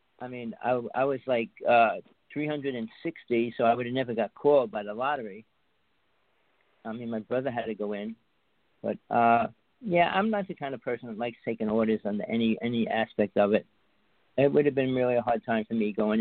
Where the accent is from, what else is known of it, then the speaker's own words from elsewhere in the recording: North Bergen, New Jersey, United States; now in Big Island of Hawaii, United States; I grew up in Jersey. I spent most of my life there